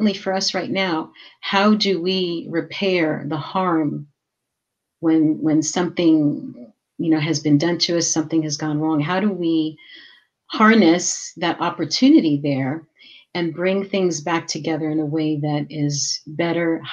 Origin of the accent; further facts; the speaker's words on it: New York, United States; I was born and raised in New York, and my family is of Puerto Rican descent